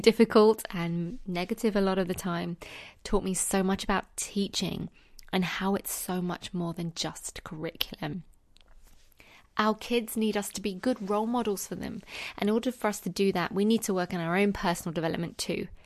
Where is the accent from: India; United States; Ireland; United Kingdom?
United Kingdom; accent: British; in the U K right now, where I am, obviously, if you couldn't tell from my accent.